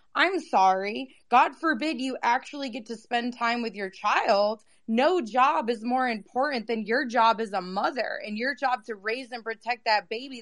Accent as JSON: {"language": "English", "region": "Massachusetts", "country": "United States", "tie": "born or raised there", "said": "I grew up in Massachusetts"}